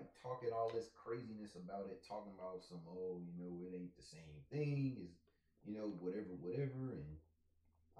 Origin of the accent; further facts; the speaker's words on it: East Coast, United States; growing up on the East Coast